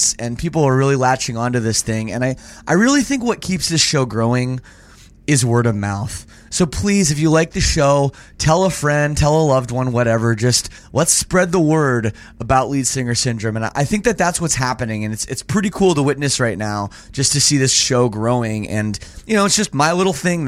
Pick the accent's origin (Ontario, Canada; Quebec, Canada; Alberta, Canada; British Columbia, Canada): Ontario, Canada; Toronto; as a Canadian, born and raised in Toronto